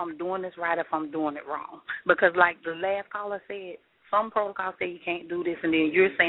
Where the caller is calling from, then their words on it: Mississippi, United States; I'm calling from Mississippi. I'm at work.